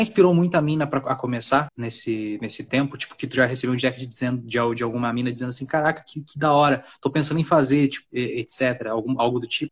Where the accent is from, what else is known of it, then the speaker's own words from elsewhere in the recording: Santa Maria, Brazil; moved away; minha cidade de Santa Maria, uh, eh, Santa Maria pra ter minha cidade natal